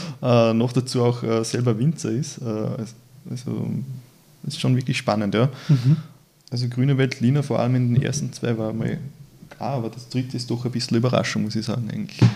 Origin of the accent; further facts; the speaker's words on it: Upper Austria, Austria; moved away; Ich bin ja ursprünglich Oberösterreicher